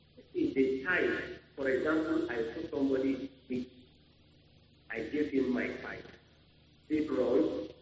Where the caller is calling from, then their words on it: Bauchi, Nigeria; I'm calling from Bauchi.